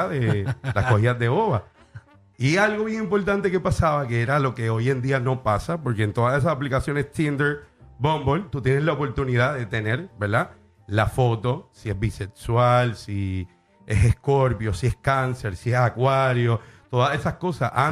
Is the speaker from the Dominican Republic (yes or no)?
no; Bayamón, Puerto Rico; de Bayamón, vaquero.